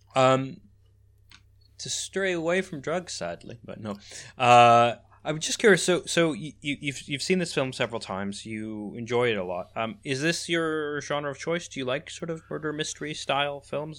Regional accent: Canada; moved away; also born or lived in Netherlands; in Canada where I was born and raised

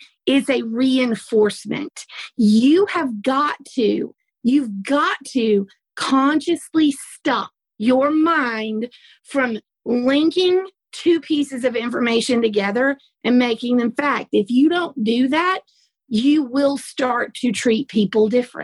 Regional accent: the South, United States; accent: Southern; I have a Southern accent

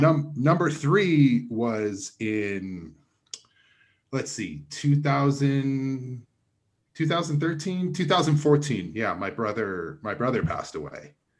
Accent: Provo, Utah, United States; I am originally from Provo, Utah, which is, like, forty-five minutes south of Salt Lake City.

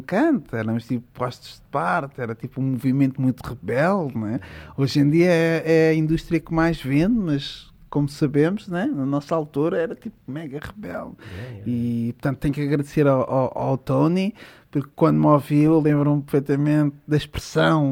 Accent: Odivelas, Lisbon, Portugal; Eu cresci em Odivelas, eh, num bairro tranquilo

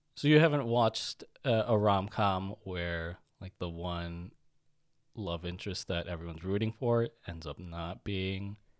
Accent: United States; growing up in America, in our school systems, our lunches were shit

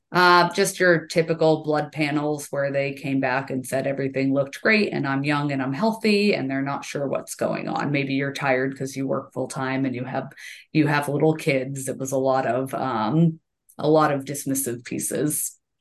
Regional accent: Central Massachusetts, United States; now in Stowe, Vermont, United States; I grew up in Massachusetts, uh, in Central Mass, and we had a summer place on Cape Cod

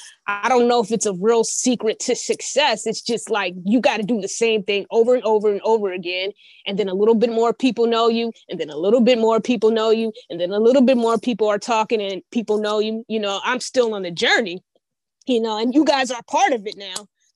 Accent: Indiana, United States; now in Atlanta, United States; I'm originally from Indiana.

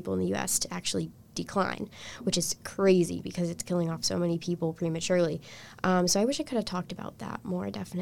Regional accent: United States; my position in the world as an American person

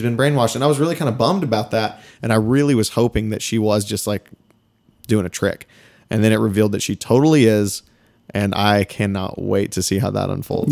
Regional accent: East Texas, United States; we are from Texas

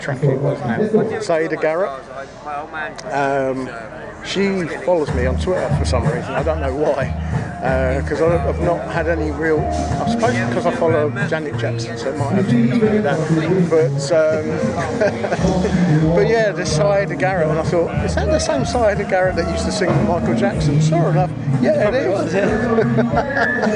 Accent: Aylesbury, South East England, United Kingdom; now in Letchworth, United Kingdom; I don't live in Aylesbury now, but I am from Aylesbury originally

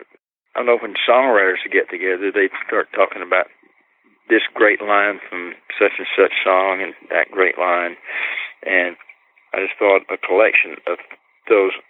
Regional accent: Polk County, Florida, United States; She and I were both born and raised in Polk County, Florida, and both of us brought up in little Orange Grove towns in the same

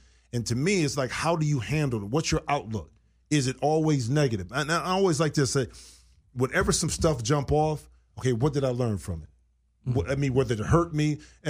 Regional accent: Toledo, Ohio, United States; now in Los Angeles, United States; I'm from Toledo, Ohio.

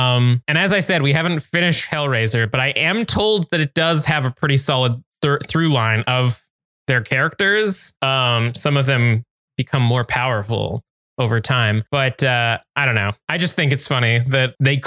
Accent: Canada; we're Canadian

